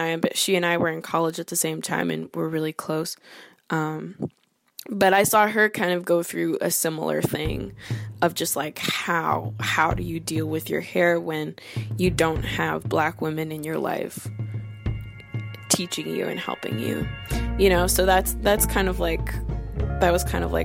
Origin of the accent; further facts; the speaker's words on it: Canada; I'm Canadian. I have a lot of Canadian influences in my personality and in my identity.